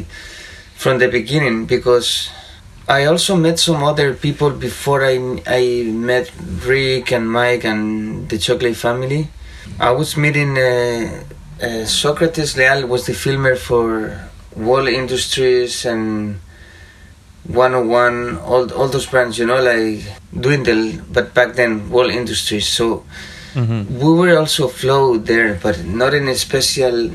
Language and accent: English; Madrid, Community of Madrid, Spain; moved away as an adult; now in Denver, United States; some neighbors from my hometown, you know, back in Madrid in Spain